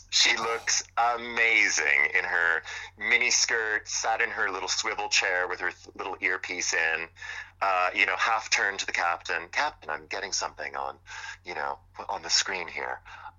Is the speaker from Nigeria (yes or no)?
no; Montreal, Quebec, Canada; moved away as an adult; now in United Kingdom; he's from my hometown, you know, Montreal.